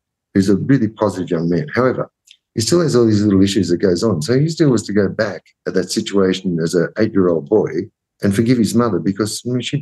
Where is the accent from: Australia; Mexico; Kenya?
Australia; growing up as an Australian